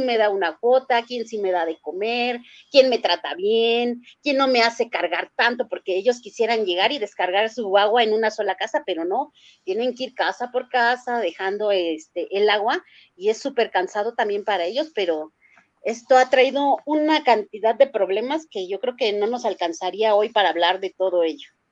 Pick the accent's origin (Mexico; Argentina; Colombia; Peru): Mexico; also born or lived in Tláhuac, Mexico City; como ciudadana, como mexicana